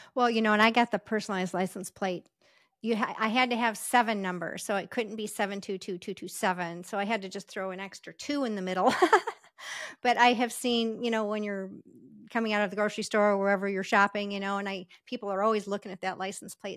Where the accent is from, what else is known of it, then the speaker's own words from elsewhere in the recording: Las Vegas, Nevada, United States; I'm from Las Vegas